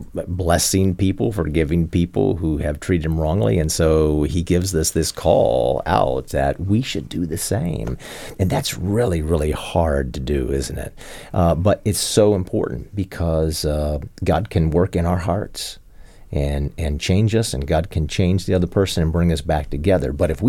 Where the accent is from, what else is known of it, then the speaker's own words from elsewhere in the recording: Arlington, Virginia, United States; I grew up in South Arlington.